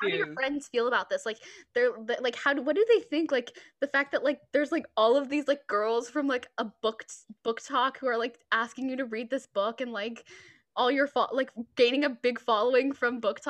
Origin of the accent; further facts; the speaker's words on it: Texas, United States; I'm from Texas